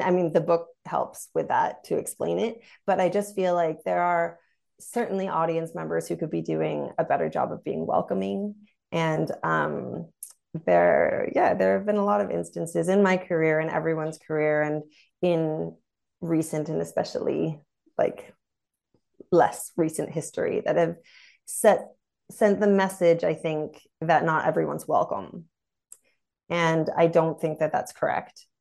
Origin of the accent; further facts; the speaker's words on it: United States; now in Germany; I'm also American